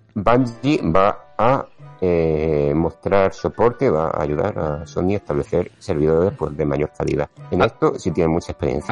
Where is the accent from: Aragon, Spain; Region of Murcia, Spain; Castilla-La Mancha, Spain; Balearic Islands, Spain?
Region of Murcia, Spain; moved away; Estoy aquí en, mi tierra.